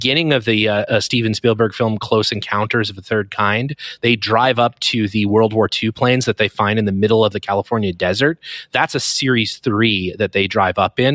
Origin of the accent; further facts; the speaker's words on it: Canada; I'm obviously Canadian